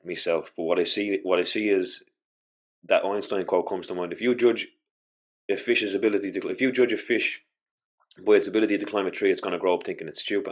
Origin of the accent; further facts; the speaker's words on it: Ireland; as an Irish culture